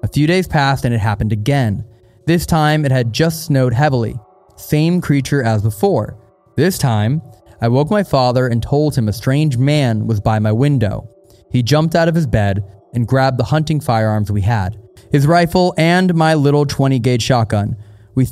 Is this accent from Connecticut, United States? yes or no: yes; Shelton, Connecticut, United States; I'm from Shelton, Connecticut